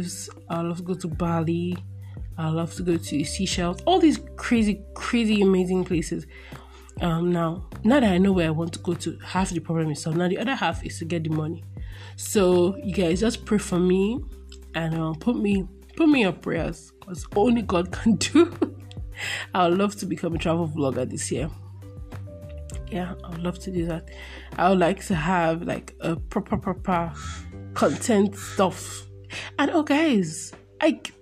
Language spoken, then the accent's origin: English; Nigeria; born or raised there